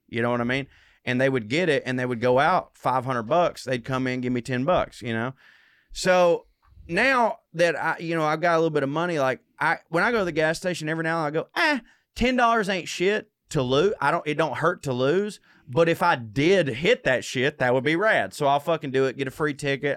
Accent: the South, United States; I'm from the South, but I come from the South

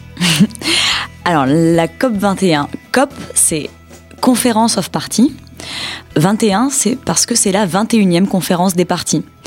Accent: France; on est français

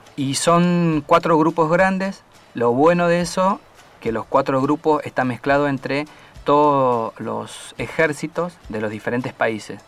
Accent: Argentina; como argentino y como militar

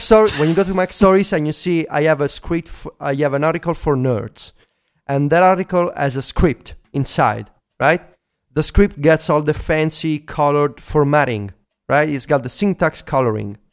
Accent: Italy; accent: Italian; English is a second language; my first language is not English.

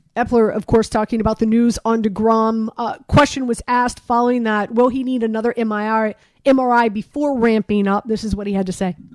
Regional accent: Miami, Florida, United States; I'm from Miami

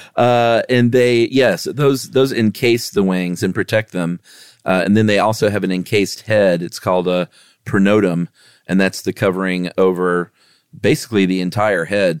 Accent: the South, United States; I'm obviously born and raised here forever

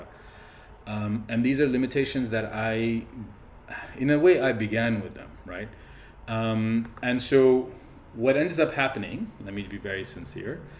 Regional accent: Pakistan; now in United States; I'm a Pakistani citizen

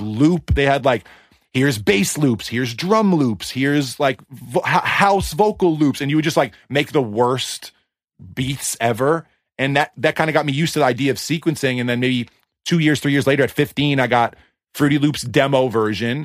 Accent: East Coast, United States; now in Los Angeles, United States; I grew up in the East Coast

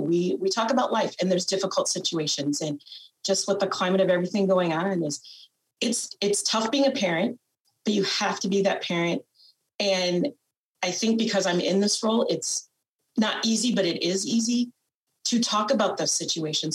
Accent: Fort Atkinson, Iowa, United States; I'm originally from Winneshiek County, which is about an hour north of northeast of me here, um, in a small town called Fort Atkinson, where I grew up

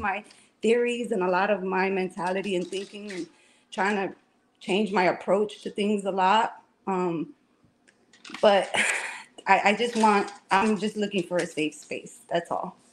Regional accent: Chicago, Illinois, United States; now in Florida, United States; I'm from Chicago

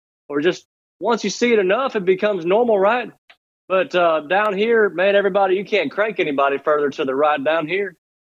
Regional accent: Mississippi, United States; moved away; also born or lived in Orlando, Florida; I grew up in this little town in Mississippi.

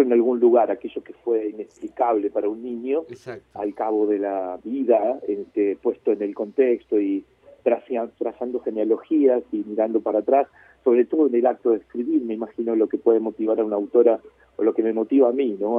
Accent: Cipolletti, Río Negro, Argentina; also born or lived in Chile / La Plata; now in Buenos Aires, Argentina; nosotros nos exiliamos de Chile en el 75 y después yo viví con mi familia en Cipolletti hasta que fui a, la gran ciudad

